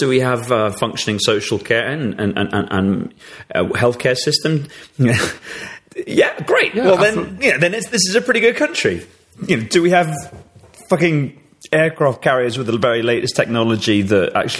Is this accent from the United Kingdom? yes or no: yes; United Kingdom; to be relaxed about being British